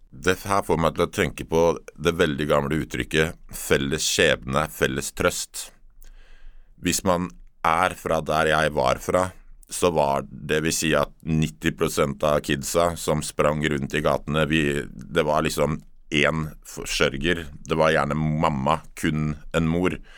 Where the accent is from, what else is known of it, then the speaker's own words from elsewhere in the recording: Oslo, Norway; Jeg er oppvokst midt i Oslo by, Torshov-gutt